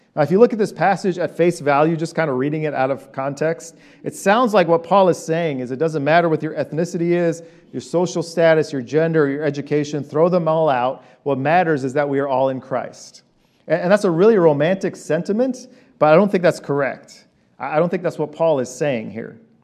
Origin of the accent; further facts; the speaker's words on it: Iran; moved away; I'm an Armenian from Iran